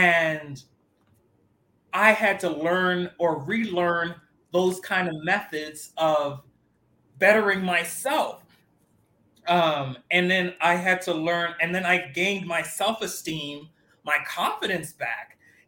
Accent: Miami, Florida, United States; I'm from Miami, and that's part of the culture down there

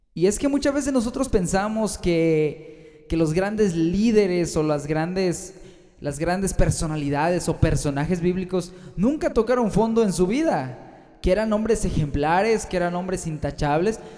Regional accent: Mexico; also born or lived in Guanajuato, Mexico; aquí fíjate que en México

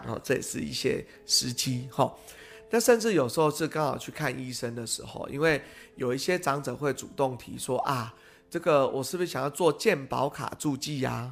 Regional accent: Pingtung County, Taiwan; now in Taipei, Taiwan; 因为我们是屏东人吼

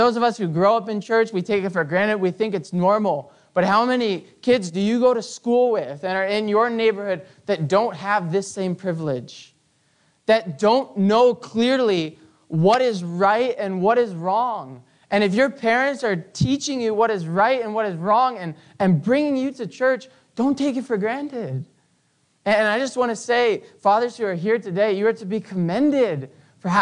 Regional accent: Canada; growing up in Canada

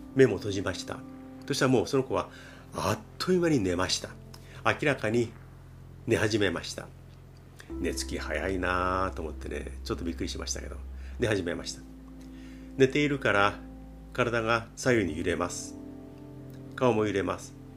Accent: Japan; 我々日本人

